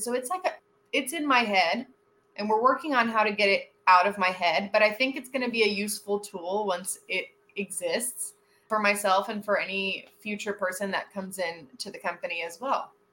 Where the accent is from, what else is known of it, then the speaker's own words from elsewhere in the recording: Miami, Florida, United States; also born or lived in Fort Worth, Texas; I live in Miami. I'm born and raised in Miami.